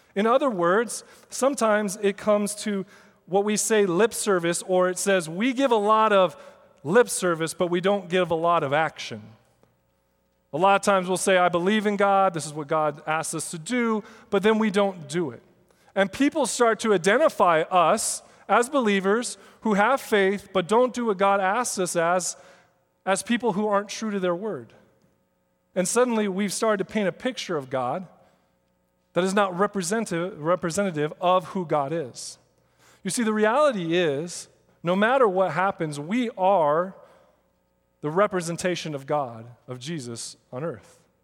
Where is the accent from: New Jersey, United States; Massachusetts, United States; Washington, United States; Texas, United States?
Washington, United States; Seattle; I grew up in Seattle